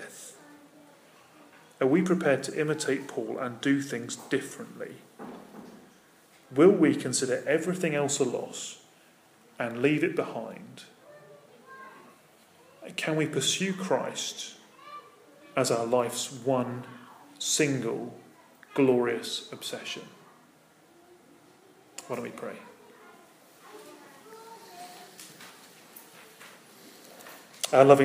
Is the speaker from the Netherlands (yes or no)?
no; United Kingdom; I'm British.